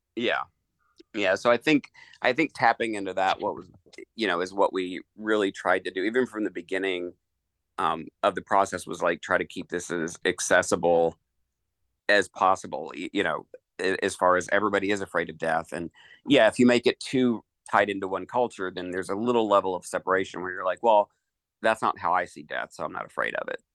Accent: Eastern Kentucky, United States; I grew up in Eastern Kentucky

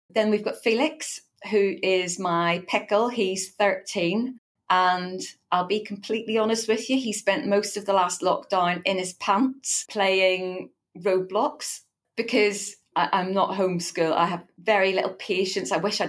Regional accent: Northern Ireland, United Kingdom; now in Eastbourne, United Kingdom; The accent may not immediately give that away because I'm from Northern Ireland originally.

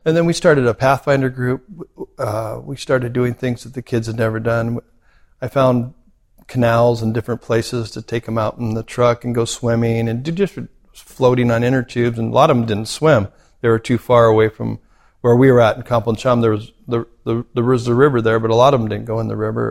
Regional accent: United States; moved away as an adult; also born or lived in Cambodia; now in Australia; I remember being very American and thinking I'm going to do it the way, you know, I grew up understanding how things are done

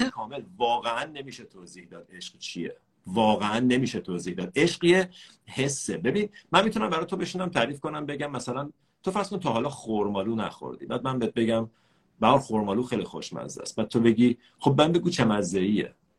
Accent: Iran; ما ایرانیام

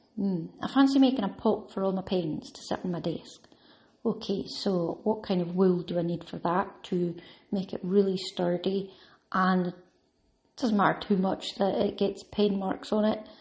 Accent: Scotland, United Kingdom; I automatically think of tartan and tweed because I'm Scottish

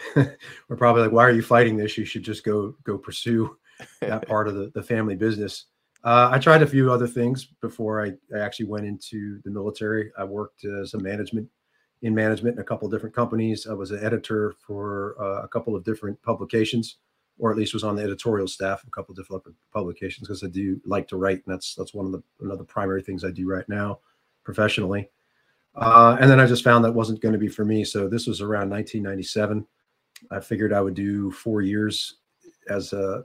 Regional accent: Silver Spring, Maryland, United States; I'm from Silver Spring, Maryland

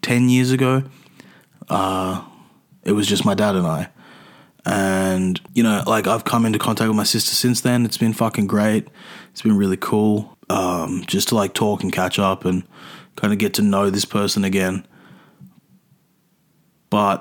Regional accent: Adelaide, South Australia, Australia; moved away; No, I was born in Adelaide. I was born in Adelaide though.

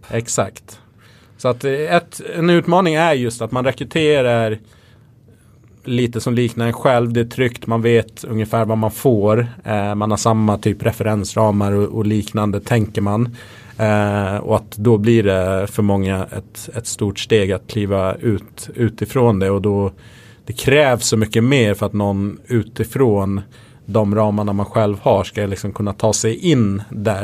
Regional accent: Gotland, Sweden; moved away; jag växte upp på Gotland där det fanns typ inga invandrare

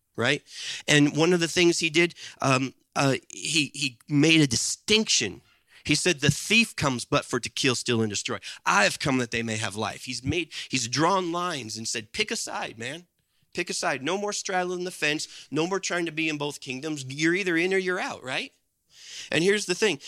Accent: Midwest, United States; there was a time in my life growing up in the Midwest in the eighties and nineties

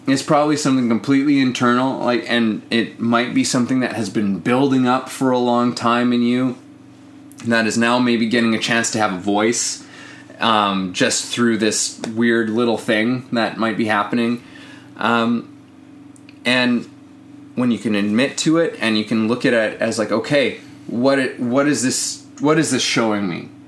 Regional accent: Canada; I'm Canadian

